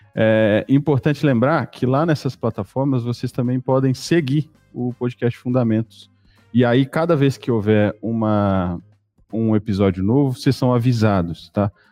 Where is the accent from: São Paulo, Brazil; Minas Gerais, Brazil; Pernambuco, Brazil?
Minas Gerais, Brazil; Nós, eu, você e o Ramon, nós somos mineiros